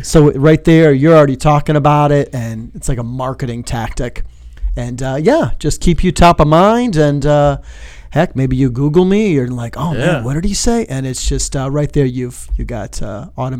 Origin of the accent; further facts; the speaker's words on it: Royal Oak, Michigan, United States; moved away as an adult; also born or lived in Toledo, Ohio; now in South Bend, United States; I'm originally from, like, the Detroit, Michigan area